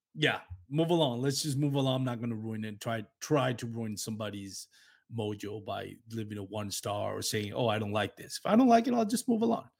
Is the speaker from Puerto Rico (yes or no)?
yes; Puerto Rico; accent: Latino; English is a second language; I have a heavy, uh, Latino accent from, you know, my background as a Puerto Rican